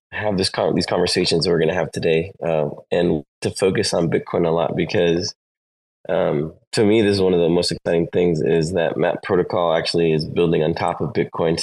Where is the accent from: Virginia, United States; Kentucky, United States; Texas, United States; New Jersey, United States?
Texas, United States; I'm actually from Texas